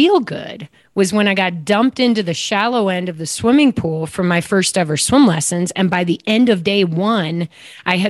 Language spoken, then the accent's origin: English; Downers Grove, Illinois, United States; I grew up actually outside of Chicago in a little town called Downers Grove, Illinois